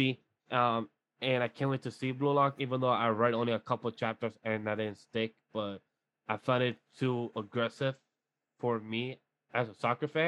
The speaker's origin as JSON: {"language": "English", "country": "Colombia", "moved": "yes", "said": "I come from Colombia."}